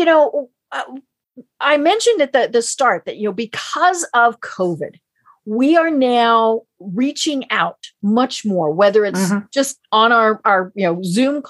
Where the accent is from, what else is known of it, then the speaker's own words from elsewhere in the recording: Colorado, United States; now in Georgia, United States; I'm from Colorado